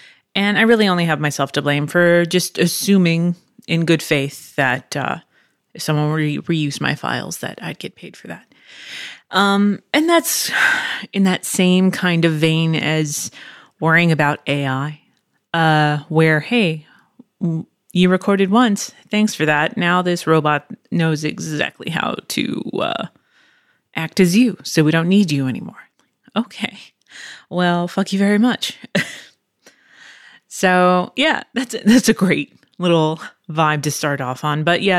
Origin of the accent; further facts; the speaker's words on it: Pennsylvania, United States; born there; also born or lived in Virginia / Chula Vista, California; now in Texas, United States; I am not originally from here. I was born in Pennsylvania. And then from Pennsylvania, moved to Virginia, then moved to Chula Vista, California, which is outside San Diego, and then moved to Texas